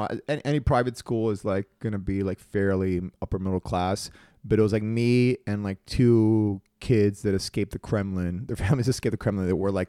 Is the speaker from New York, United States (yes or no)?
yes; New York City, New York, United States; moved away as an adult; also born or lived in Uruguay / Montevideo; now in Los Angeles, United States; I grew up in Queens.